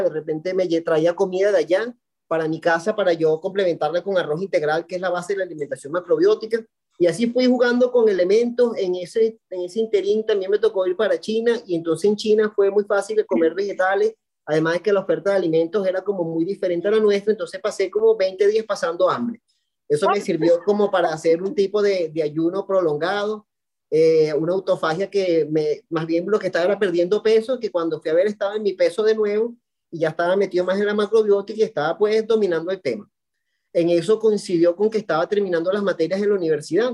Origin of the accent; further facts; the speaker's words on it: Valencia, Carabobo, Venezuela; soy de Venezuela, de Valencia, Estado Carabobo, una ciudad industrial